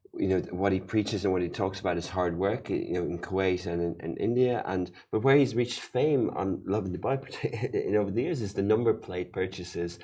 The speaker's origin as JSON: {"language": "English", "country": "Ireland", "moved": "yes", "said": "my home country, Ireland"}